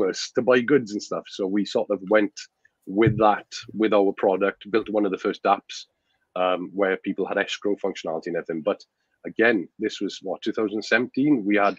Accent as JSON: {"language": "English", "region": "Wales", "country": "United Kingdom", "moved": "yes", "lives_now": "Spain", "said": "I'm from Wales, a small village in Wales in the UK"}